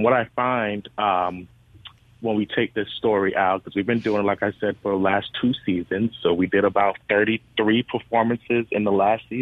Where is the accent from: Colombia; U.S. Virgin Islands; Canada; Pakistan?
U.S. Virgin Islands; moved away as an adult; now in Mississippi, United States; I'm from St. Thomas, the Virgin Islands, and I came here to Mississippi back in 2017-18